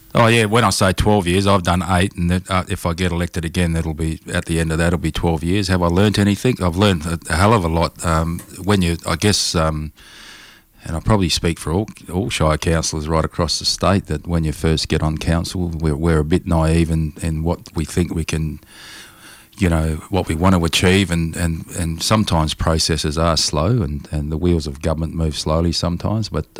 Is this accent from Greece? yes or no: no; Broome, Western Australia, Australia; I was born in Broome in 1967